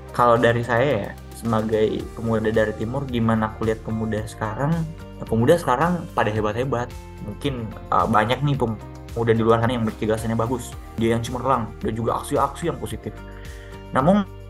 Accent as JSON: {"language": "Indonesian", "region": "South Sulawesi", "country": "Indonesia", "said": "kita dari timur ya, kita dari Sulsel"}